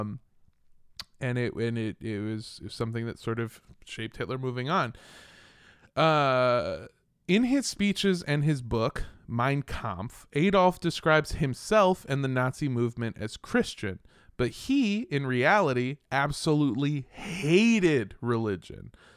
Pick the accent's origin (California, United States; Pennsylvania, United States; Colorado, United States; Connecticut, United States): California, United States; Los Angeles; I grew up in Los Angeles, California